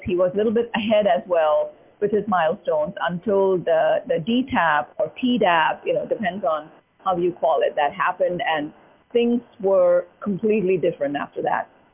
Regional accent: Mumbai, Maharashtra, India; moved away as an adult; now in United States; growing up in Mumbai

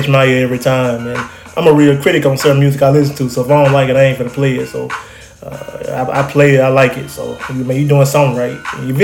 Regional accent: Troy, Alabama, United States; we from the Montgomery area, and I'm from Troy area. We come from Alabama

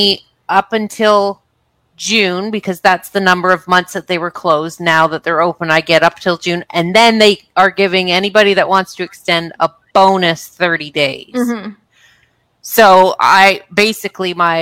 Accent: Canada; as a Canadian

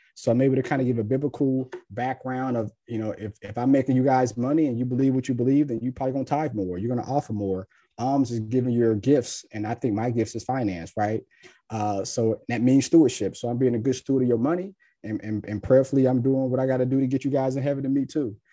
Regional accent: Cincinnati, Ohio, United States; moved away as an adult; also born or lived in Tennessee; now in Jacksonville, United States; I'm born and raised in Cincinnati

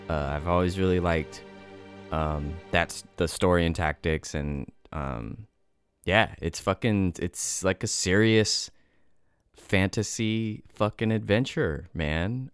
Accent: United States; as an American person

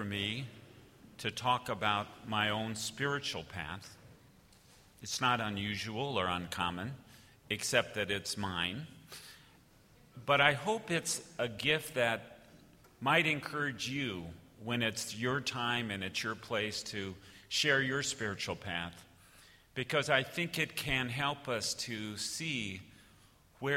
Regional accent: Georgia, United States; moved away; my home country, which is Georgia. Not the nation, but the state, which is where my family and a whole lot of my family is from

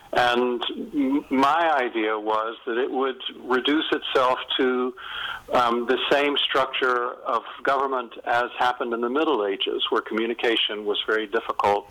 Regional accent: North Carolina, United States; moved away; also born or lived in England; I'm from North Carolina.

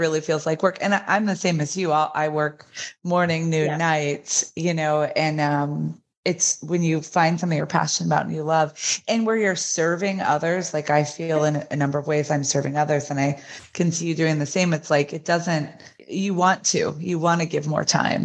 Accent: Kansas, United States; now in Orlando, United States; I grew up in the Midwest in Kansas on a farm

